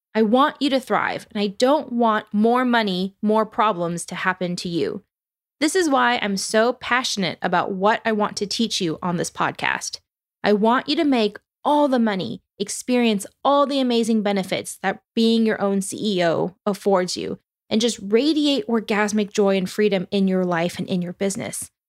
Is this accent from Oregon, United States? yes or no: yes; Oregon, United States; I'm from Oregon